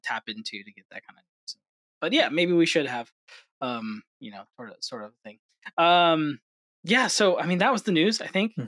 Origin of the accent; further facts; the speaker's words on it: New York, United States; I grew up in New York